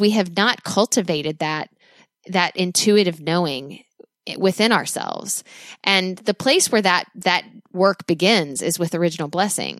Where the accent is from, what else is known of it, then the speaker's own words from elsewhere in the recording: United States; as an American